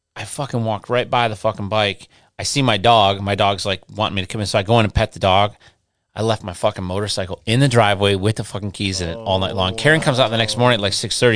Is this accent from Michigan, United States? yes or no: yes; Westland, Michigan, United States; also born or lived in Inkster, Michigan; where I grew up in Michigan, um, I grew up in, uh, I lived in, my parents lived in Westland